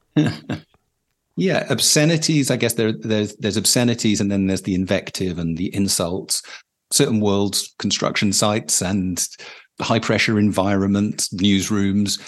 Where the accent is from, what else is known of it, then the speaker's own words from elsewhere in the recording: United Kingdom; as a British person